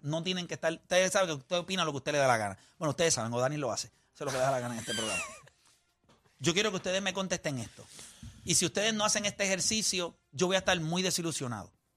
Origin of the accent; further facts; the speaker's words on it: Puerto Rico; nosotros somos puertorriqueños